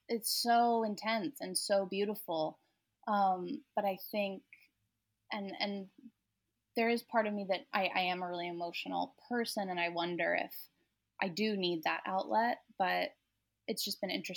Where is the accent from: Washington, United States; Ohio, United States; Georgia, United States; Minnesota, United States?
Washington, United States; Seattle; also born or lived in Texas; So I grew up mostly in Seattle, but from ages 1 to 7, we lived in Texas